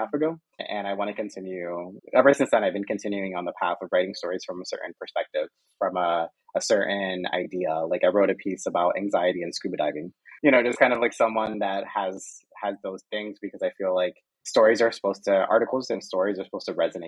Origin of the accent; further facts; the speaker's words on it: Arecibo, Puerto Rico; moved away as an adult; now in Spain; I was from Arecibo, Puerto Rico, I got to a place where now I'm proud of being from there.